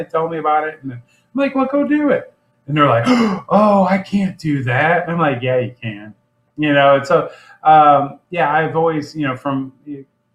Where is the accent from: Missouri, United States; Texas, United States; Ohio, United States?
Missouri, United States; Lake St. Louis; I grew up in St. Charles County, grew up out of Lake St. Louis and presently live in St. Peter's